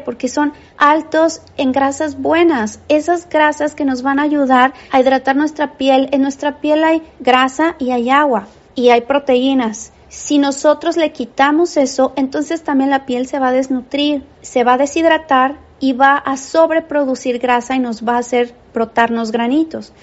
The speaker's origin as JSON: {"language": "Spanish", "country": "Mexico", "said": "los que somos mexicanos"}